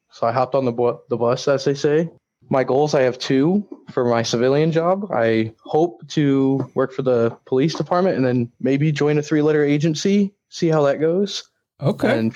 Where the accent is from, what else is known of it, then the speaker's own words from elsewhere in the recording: Findlay, Ohio, United States; born there; now in Bloomington, United States; I was, uh, I was born in Findlay, Ohio. I've lived a little bit of everywhere.